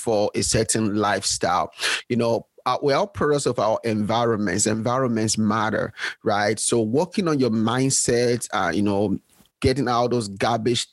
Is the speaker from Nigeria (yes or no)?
yes; Nigeria; moved away as an adult; now in United States; I was born and raised. I was born in Nigeria